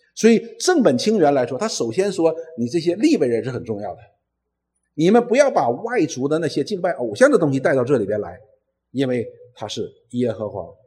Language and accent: Chinese; Northeast China, China; 我们东北人有一句话